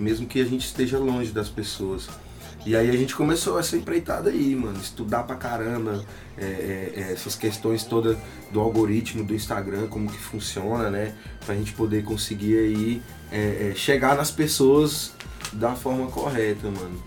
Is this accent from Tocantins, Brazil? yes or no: yes; Tocantins, Brazil; also born or lived in Rio de Janeiro; eu sou do Tocantins, mano. Pé rachado do norte. Nasci no Rio de Janeiro, mas eu vivi, cresci e me formei aqui